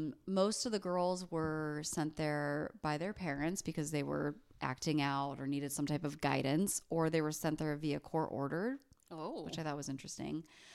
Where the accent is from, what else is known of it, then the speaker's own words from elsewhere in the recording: Cleveland, Ohio, United States; I'm from Cleveland.